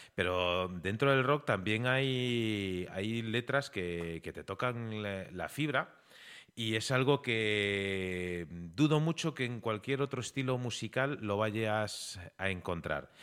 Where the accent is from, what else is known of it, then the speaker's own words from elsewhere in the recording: Galicia, Spain; somos gallegos